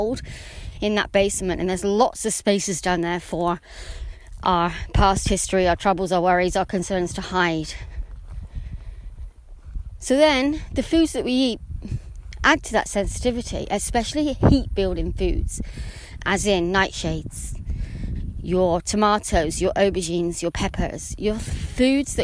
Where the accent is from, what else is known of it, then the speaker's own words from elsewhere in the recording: England, United Kingdom; I'm English